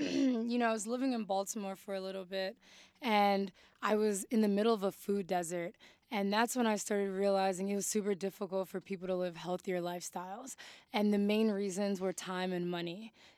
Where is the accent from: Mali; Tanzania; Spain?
Mali; Parents were like, what are you doing? Like, again, like, we came from Mali.